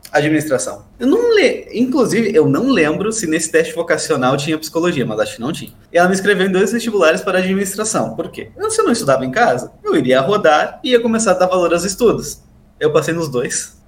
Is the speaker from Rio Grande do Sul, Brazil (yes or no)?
yes; Santana do Livramento, Rio Grande do Sul, Brazil; E no interior, eu sou lá de Santana do Livramento